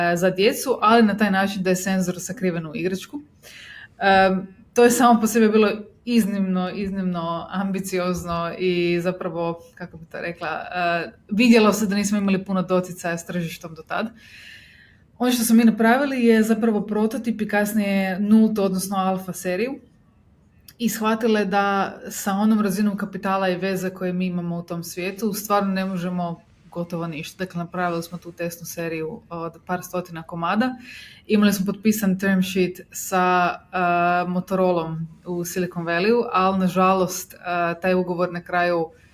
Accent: Zagreb, City of Zagreb, Croatia; imam 32 godine, iz Zagreba sam

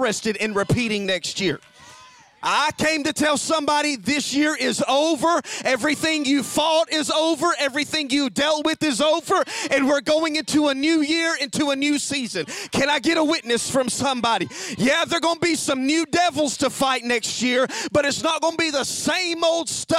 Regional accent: Alabama, United States; now in Knoxville, United States; I'm from Alabama

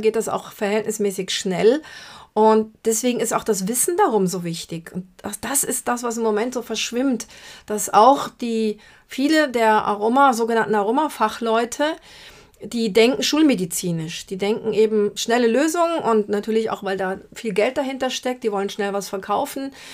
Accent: Brazil; moved away; aus meiner Heimat Brasilien

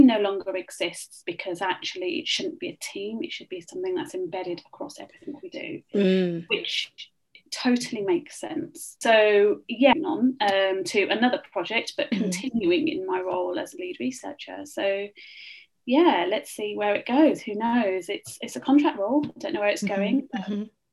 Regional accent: Birmingham, West Midlands, United Kingdom; moved away as an adult; also born or lived in Loughborough; now in London, United Kingdom; I'm originally not from London, so there is a slight accent there. I'm from the Midlands.

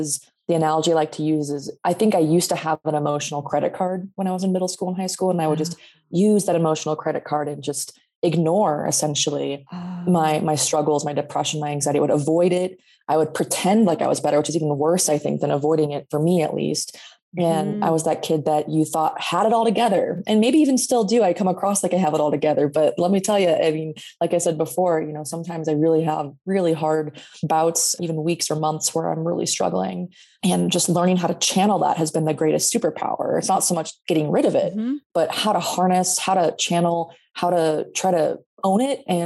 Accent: Sacramento, California, United States; born and raised in Sacramento, California

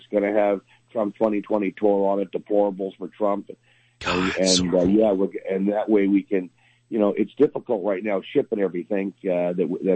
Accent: South Florida, United States; moved away; I'm from South Florida originally

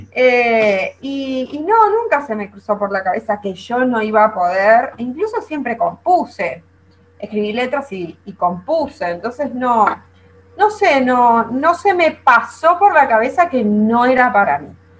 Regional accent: Venezuela; moved away as an adult; now in Argentina; Yo no nací acá en Argentina. En realidad yo nací en Venezuela.

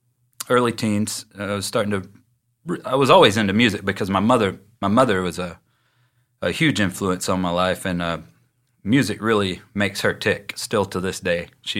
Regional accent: Dalton, Georgia, United States; now in Chattanooga, United States; I grew up in Dalton, Georgia, which is about a half hour down the road. And I grew up there. I was born in 71

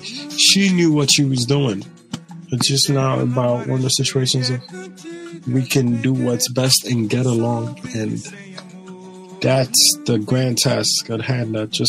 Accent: Nigeria; Like, being Nigerian, like, I love, like, being Nigerian. I swear to God, I tell God all the time, I don't even believe in reincarnation, but if it is real, bring me back as a Nigerian. Like, I love being Nigerian.

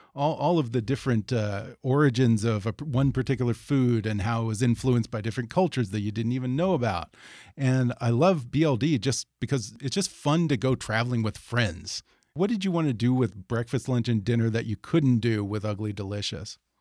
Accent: Houston, Texas, United States; moved away; Growing up in Houston

